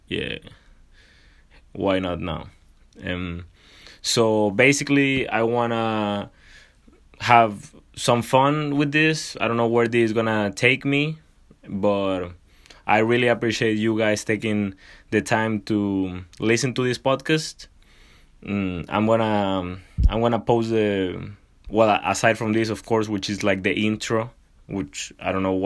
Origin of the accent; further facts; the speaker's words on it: Villahermosa, Tabasco, Mexico; now in Niagara University, United States; I'm also from Villahermosa, Tabasco, Mexico